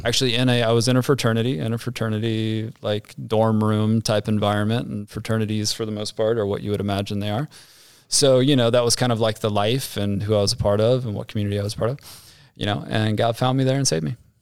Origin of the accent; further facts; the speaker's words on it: Ohio, United States; also born or lived in Dayton, Ohio / Amelia, Ohio; Grew up in Ohio, so, uh, suburb of Dayton, Ohio, and then moved to Amelia, Ohio, a suburb of Cincinnati